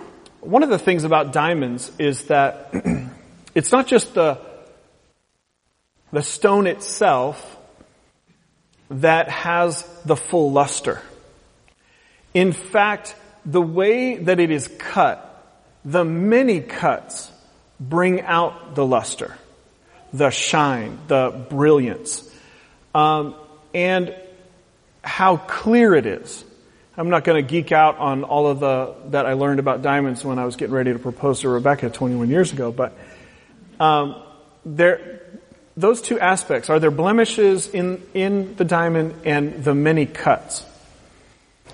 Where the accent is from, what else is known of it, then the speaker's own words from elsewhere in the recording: West Coast, United States; I talk like everybody on TV because I'm from the West Coast. So I don't have an accent.